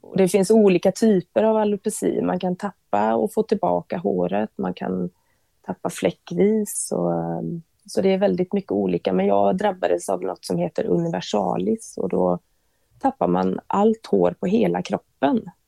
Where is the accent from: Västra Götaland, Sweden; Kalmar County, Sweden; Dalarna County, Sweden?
Västra Götaland, Sweden; Bovallstrand; jag är uppvuxen på västkusten, Bohuslän, eh, i ett litet eh, fiskesamhälle som heter Bovastrand.